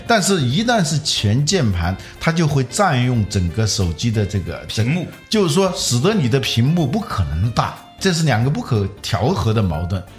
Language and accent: Chinese; China; 我们中国人有了这种技术